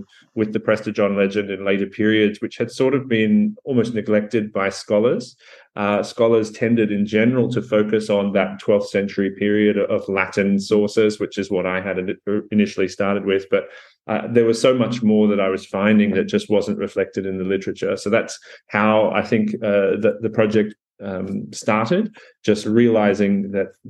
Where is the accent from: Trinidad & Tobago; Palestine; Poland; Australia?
Australia; Sydney, New South Wales; I'm an Australian medievalist, 35 years of age, if that's relevant. I suppose it is. I grew up in Sydney